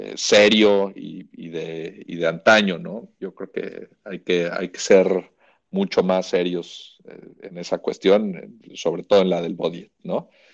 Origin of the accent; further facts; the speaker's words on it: Mexico; era de México